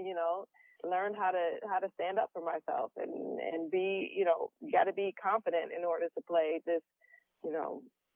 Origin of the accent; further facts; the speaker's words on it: Detroit, Michigan, United States; I'm from Detroit, yes. So I, you know, am able to draw from, you know, some of my surroundings growing up